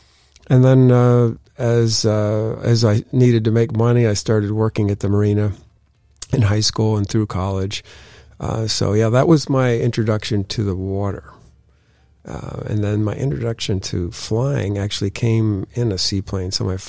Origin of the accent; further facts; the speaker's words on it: New York, United States; as a kid growing up in the Finger Lakes region of upstate New York, the Erie Canal was just at the bottom of my street.